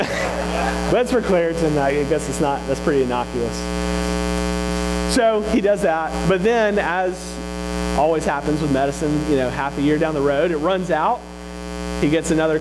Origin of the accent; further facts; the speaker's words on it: Mississippi, United States; moved away; I'm from Mississippi